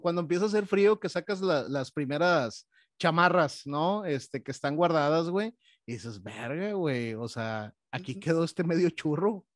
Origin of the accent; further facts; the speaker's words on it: Monterrey, Nuevo León, Mexico; como buenos regiomontanos